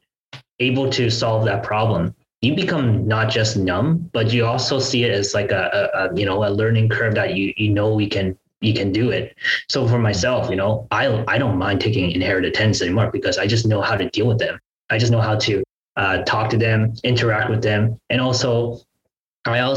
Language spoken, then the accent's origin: English; Ottawa, Ontario, Canada; my hometown in Ottawa